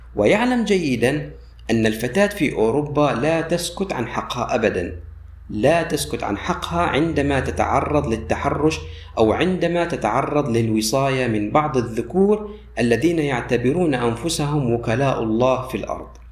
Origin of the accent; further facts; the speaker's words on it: Syria; عندنا في سوريا